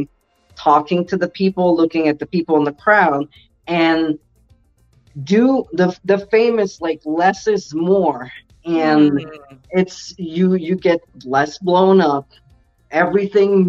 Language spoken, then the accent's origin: English; Quebec, Canada; moved away; also born or lived in Ontario; I was originally from Quebec, but I went to the province of Ontario and I went elsewhere